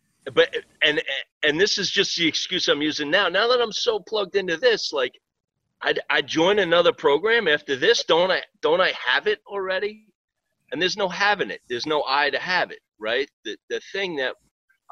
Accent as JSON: {"language": "English", "town": "Greenport", "region": "New York", "country": "United States", "also_born_or_lived": "Riverhead, New York", "said": "I'm originally from Greenport, Long Island. I live in Riverhead now."}